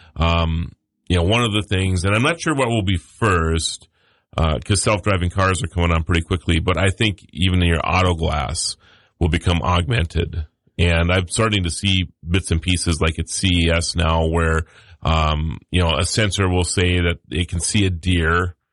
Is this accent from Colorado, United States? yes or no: no; Mandan, North Dakota, United States; I'm from Mandan, North Dakota